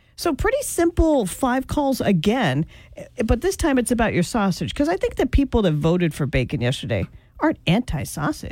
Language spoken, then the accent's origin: English; Idaho, United States; growing up in Idaho, we raised 200 chickens one year